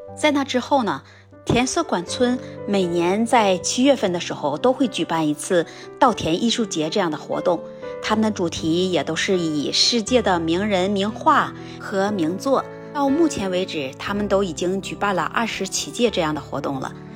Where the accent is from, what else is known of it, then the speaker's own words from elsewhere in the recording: China; also born or lived in Nagano Prefecture, Japan; now in Nagano, Japan; 我们国家